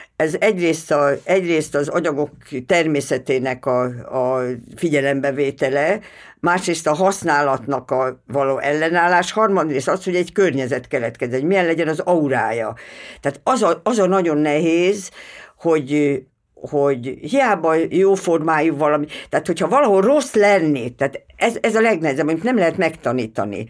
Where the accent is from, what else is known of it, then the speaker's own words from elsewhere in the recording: Veszprém, Veszprém County, Hungary; moved away; Veszprémi vagyok